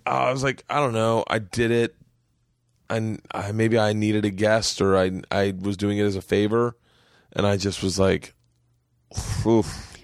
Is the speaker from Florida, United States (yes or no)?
yes; Florida, United States; I grew up in Florida